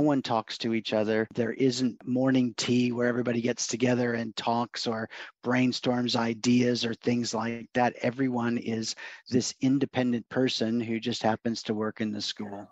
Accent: Oregon, United States; also born or lived in Los Angeles, California / Portland, Oregon; I was born in Los Angeles, actually and when I was a year old, my folks moved up to Oregon farm area

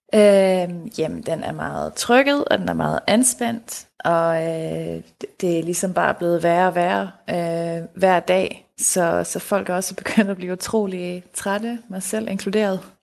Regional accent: Denmark; hjemme i Danmark

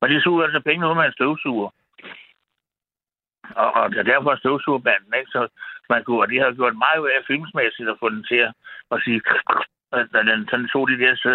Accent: Frederiksberg, Capital Region of Denmark, Denmark; jeg boede på Frederiksberg, der, der, hvor jeg voksede op, og jeg gik på Gottesvarens skole.

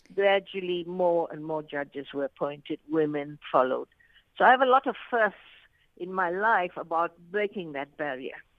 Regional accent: South Africa; also born or lived in Arusha, Tanzania; I am a South African

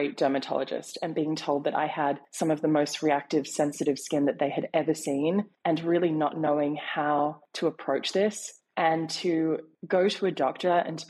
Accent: Sydney, New South Wales, Australia; now in New York, United States; I was born in Sydney, relocated to New York.

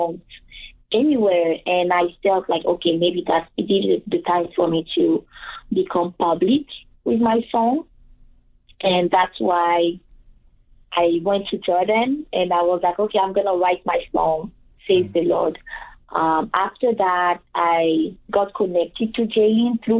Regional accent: Côte d’Ivoire; English is a second language; moved away as an adult; now in Winnipeg, Canada; I was born and raised in Ivory Coast, which is a Francophone country in West Africa.

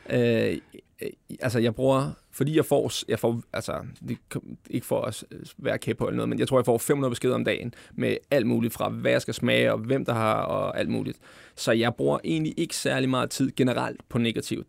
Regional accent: Glostrup, Capital Region of Denmark, Denmark; jeg kommer fra Klostrup, ikke? Og det, det er sådan, vi altid har snakket

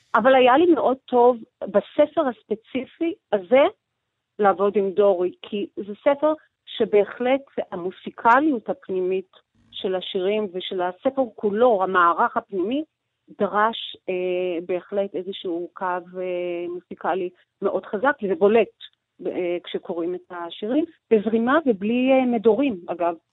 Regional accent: Georgia; now in Israel; אני לא נולדתי בארץ, אני נולדתי בגיאורגיה, כן. ושם היה לי בית פרטי, שגרתי בו, ופתאום אה, אני עוזבת את הבית הזה ולא חוזרת אליו

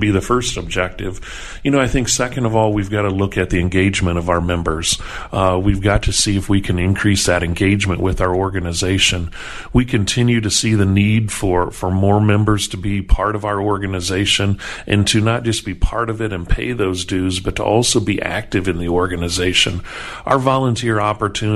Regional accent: East Central Illinois, United States; moved away as an adult; now in Wisconsin, United States; growing up in East Central Illinois, dairy is just not much there

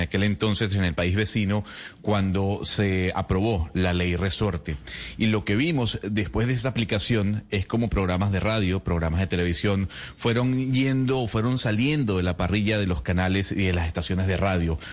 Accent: Venezuela; como venezolano

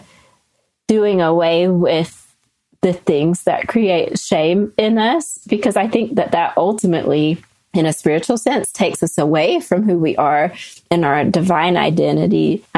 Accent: North Carolina, United States; now in Salt Lake City, United States; growing up in North Carolina

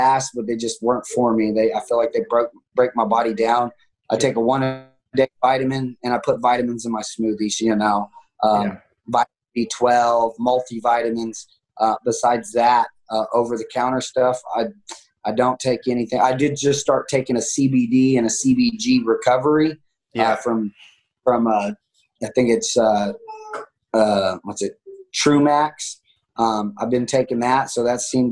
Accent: Tulsa, Oklahoma, United States; I stayed here in Tulsa, Oklahoma, my hometown

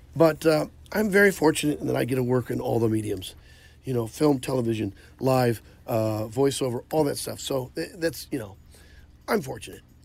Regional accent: Tipton, Missouri, United States; I'm from Tipton, Missouri. We had three channels and two of them worked

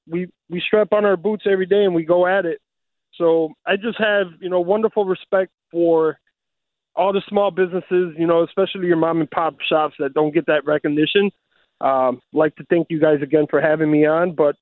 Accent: Chicago, Illinois, United States; I was born and raised here in Chicago, Illinois. Grew up on the north side of Chicago. Graduated from Gordon Tech High School, which is no longer here. It's DePaul College Prep now. My father's from Cuba. My mom's from Puerto Rico. And yeah, born and raised here

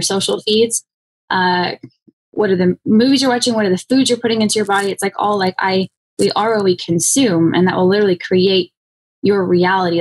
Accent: Phoenix, Arizona, United States; I grew up in Phoenix, Arizona.

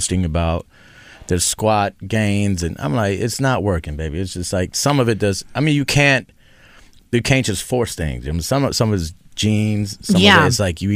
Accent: Texas, United States; I'm from Texas. My mother's Venezuelan. Father's Argentinian

